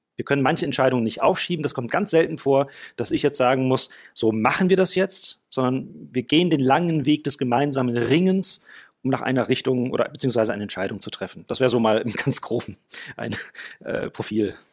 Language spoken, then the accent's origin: German; South Africa; moved away as an adult; now in Germany; ich bin in Südafrika geboren und groß geworden. Mit 19 Jahren kam ich nach Deutschland